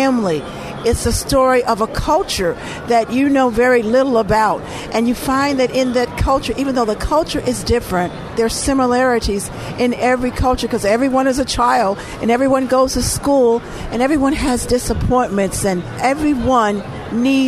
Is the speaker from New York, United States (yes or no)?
no; Eden, Mississippi, United States; now in Chicago, United States; I was born in Mississippi. I was born in a very small town called Eden, Mississippi.